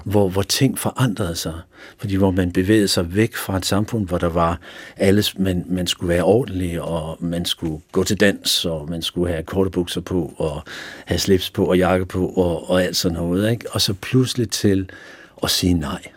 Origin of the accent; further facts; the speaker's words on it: Fredensborg, Capital Region of Denmark, Denmark; also born or lived in Sweden / Helsingør; er jeg vokset op i boet lidt i Helsingør, men, men, øh, min skolegang har jeg gået i Fredensborg